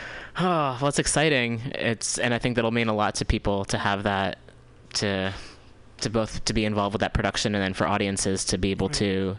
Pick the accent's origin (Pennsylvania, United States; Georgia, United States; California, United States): California, United States; Richmond; also born or lived in New York; now in San Francisco, United States; I grew up in Richmond in the East Bay for a little bit, and then I lived out in New York for a while.